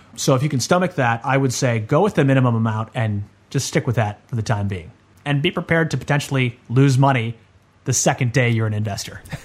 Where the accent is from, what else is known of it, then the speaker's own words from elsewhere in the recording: Chicago, Illinois, United States; now in Sydney, Australia; I'm I'm living in Sydney, I'm originally from Chicago